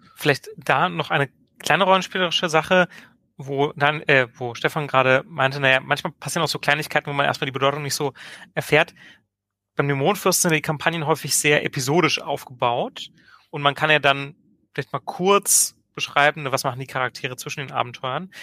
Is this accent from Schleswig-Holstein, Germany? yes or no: no; Hildesheim, Lower Saxony, Germany; aus meiner Heimatstadt Hildesheim